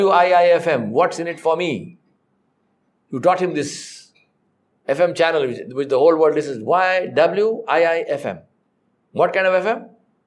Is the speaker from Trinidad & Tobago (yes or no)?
no; Hyderabad, Telangana, India; I am from Hydro, Hyderabad.